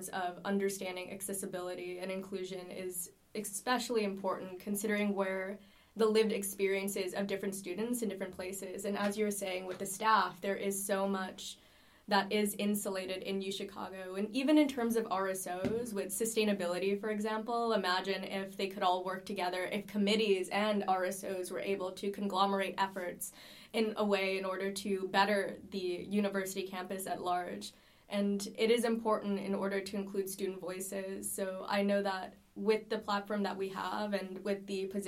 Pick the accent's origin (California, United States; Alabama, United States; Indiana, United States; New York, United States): New York, United States; New York City; I'm from New York City, so I was primarily based there